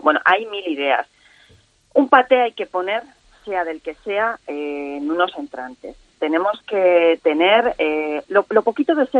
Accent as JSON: {"language": "Spanish", "area": "Cuenca", "region": "Castilla-La Mancha", "country": "Spain", "said": "el morteruelo de mi tierra"}